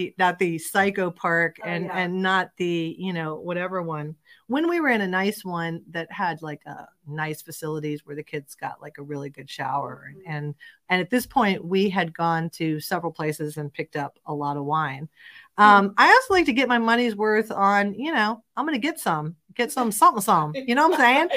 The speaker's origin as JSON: {"language": "English", "region": "Florida", "country": "United States", "said": "I'm from Florida"}